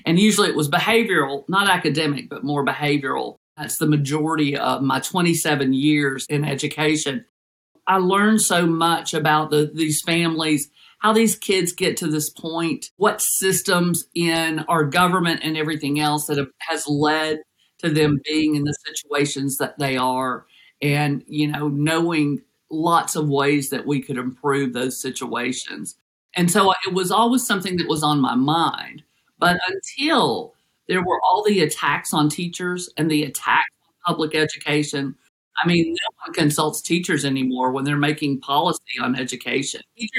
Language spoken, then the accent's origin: English; Denver, Colorado, United States; born there; also born or lived in Los Angeles / Tennessee; So we moved to Denver, or my parents moved to Denver after law school with the FBI, and I was born in Denver.